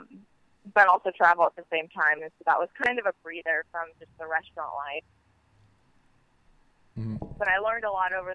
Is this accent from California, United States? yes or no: yes; Santa Clarita, California, United States; moved away as an adult; now in Ventura, United States; I'm from Santa Clarita